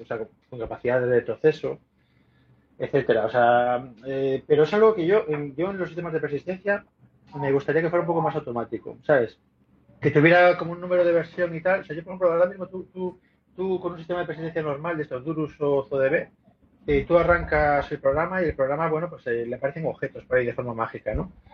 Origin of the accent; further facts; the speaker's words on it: Spain; soy un tío español